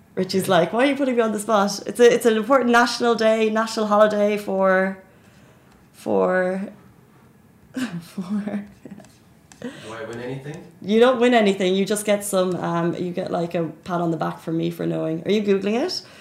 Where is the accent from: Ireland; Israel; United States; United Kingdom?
Ireland; Dublin, Leinster; now in Dubai, United Arab Emirates; my home country, which is Dublin